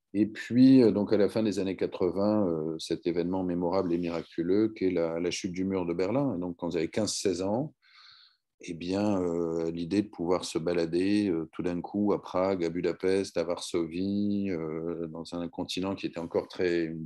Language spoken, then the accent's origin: French; Strasbourg, Grand Est, France; moved away; je suis né à Strasbourg dans les, au milieu des années 70. Euh, j'ai grandi euh, chez mes grands-parents maternels qui vivaient en face du Conseil de l'Europe